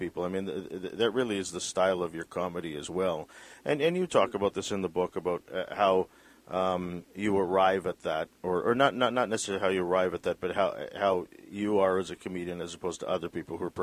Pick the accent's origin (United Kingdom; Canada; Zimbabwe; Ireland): Canada; British Columbia; as a British Columbian, for example, someone who's never traveled the country really